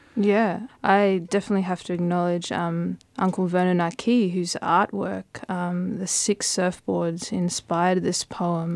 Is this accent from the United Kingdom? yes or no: no; Brisbane, Queensland, Australia; we grew up in Brisbane